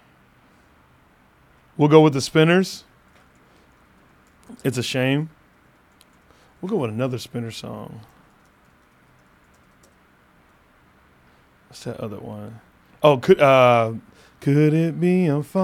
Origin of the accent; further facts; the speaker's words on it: Phoenix, Arizona, United States; the hometown of Phoenix